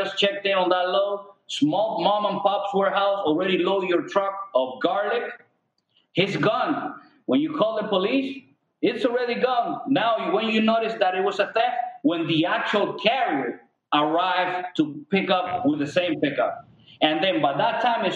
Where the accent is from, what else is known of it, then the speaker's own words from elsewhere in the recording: Cuba; now in United States; We're immigrants from Cuba